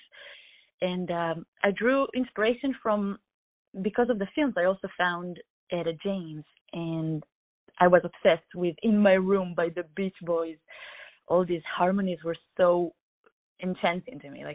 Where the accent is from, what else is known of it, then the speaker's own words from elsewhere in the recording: Israel; I'm from Israel, was born and raised